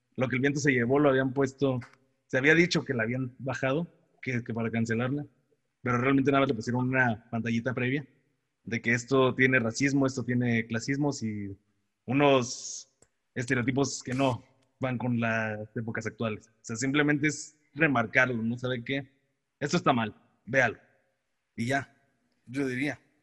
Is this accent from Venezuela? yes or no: no; Mexico